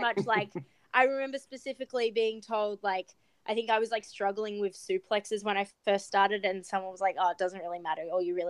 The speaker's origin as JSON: {"language": "English", "country": "Australia", "moved": "yes", "said": "I think a lot of my success is because I'm Australian"}